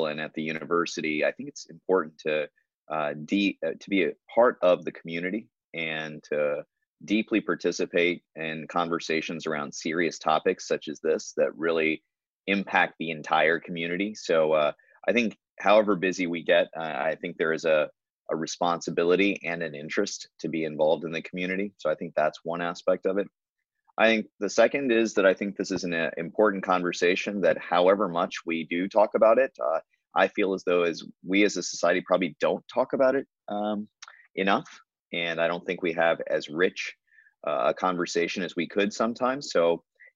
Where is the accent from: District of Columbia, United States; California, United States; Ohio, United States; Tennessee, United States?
Tennessee, United States; Nashville; moved away as an adult; also born or lived in Memphis, Tennessee / Texas; now in Iowa, United States; I was born in Memphis, but when I was still in elementary school, we moved to Nashville as my dad got a new job there. And I grew up in Nashville.